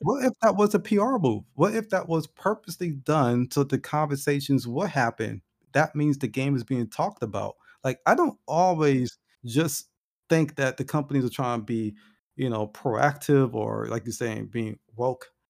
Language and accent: English; United States; being African American